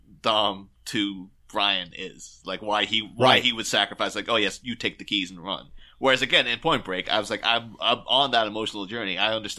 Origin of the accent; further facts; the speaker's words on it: Ireland; now in England; I should clarify this. Like, I am not from England.